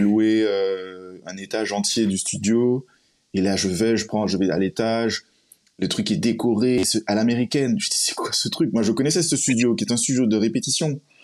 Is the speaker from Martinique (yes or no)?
yes; Martinique; moved away; also born or lived in United States; je suis martiniquais